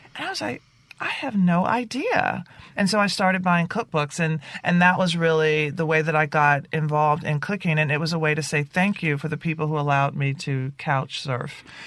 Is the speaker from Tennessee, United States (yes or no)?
yes; Nashville, Tennessee, United States; growing up in Nashville